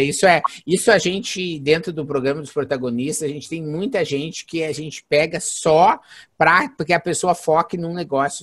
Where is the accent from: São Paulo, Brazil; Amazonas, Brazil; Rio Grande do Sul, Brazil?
Rio Grande do Sul, Brazil; Santa Maria; Não é gaúcho, com certeza, sou de Santa Maria